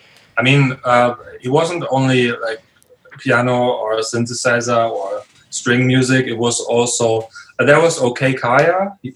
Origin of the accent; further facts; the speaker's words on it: Riga, Latvia; I was from Riga, I guess, from the capital.